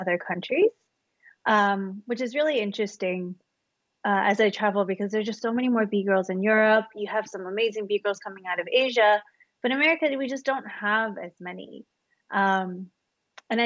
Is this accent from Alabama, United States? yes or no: no; Kentucky, United States; moved away as an adult; also born or lived in Tennessee / Philadelphia; now in New York City, United States; I was born in Tennessee, raised in Kentucky